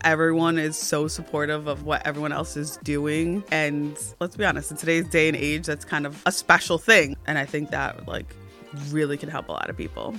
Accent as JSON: {"language": "English", "region": "New Jersey", "country": "United States", "said": "I'm from New Jersey"}